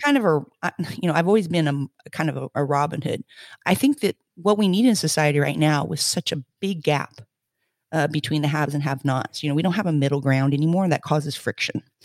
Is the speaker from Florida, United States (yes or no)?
yes; Florida, United States; also born or lived in Indiana, United States / Spain; now in Glasgow, United Kingdom; I'm from the Midwest. I was born in Indiana, hence my name. Um, my family moved to Florida, uh, shortly afterwards